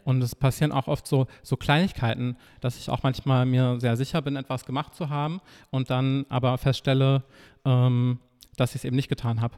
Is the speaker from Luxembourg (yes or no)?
no; Nordhausen, Thuringia, Germany; moved away as an adult; now in Leipzig, Germany; in meiner Heimat studiert, vier Semester. Was ist die Heimat? Ähm, Thüringen, also Nordhausen